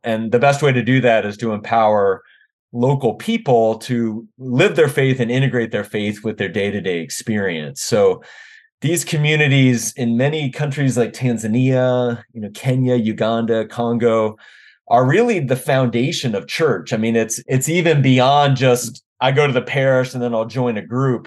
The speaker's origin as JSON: {"language": "English", "town": "Washington", "region": "District of Columbia", "country": "United States", "tie": "born or raised there", "also_born_or_lived": "Arkansas / Wisconsin / North Carolina", "moved": "as an adult", "lives_now": "Omaha, United States", "said": "I grew up in the Washington, D C area"}